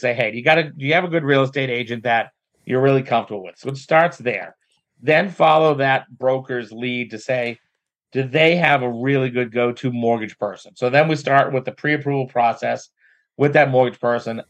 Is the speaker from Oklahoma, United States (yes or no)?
no; Methuen, Massachusetts, United States; now in North Andover, United States; I live in North Andover. I'm from Methuen.